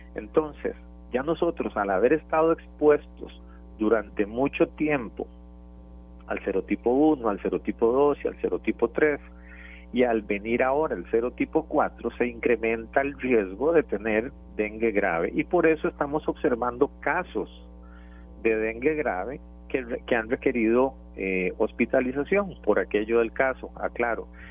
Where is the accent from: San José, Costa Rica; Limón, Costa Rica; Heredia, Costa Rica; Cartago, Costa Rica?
Cartago, Costa Rica; Turrialba; para los que somos de Turrialba